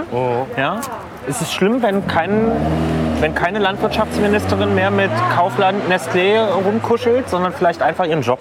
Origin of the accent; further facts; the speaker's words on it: Berlin, Germany; bin ich Berliner und kann, ja